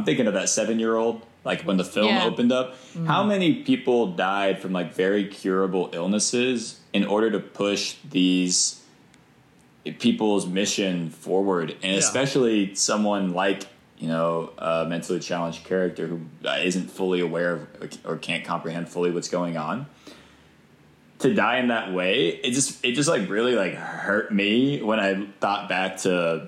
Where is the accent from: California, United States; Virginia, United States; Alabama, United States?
Virginia, United States; I'm from Virginia, which is like the bordering state, I guess, to Pennsylvania